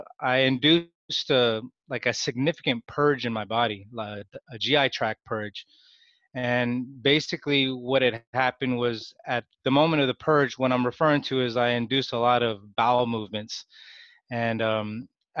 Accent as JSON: {"language": "English", "area": "Bay Area", "region": "California", "country": "United States", "tie": "born or raised there", "said": "I was born and raised in the Bay Area."}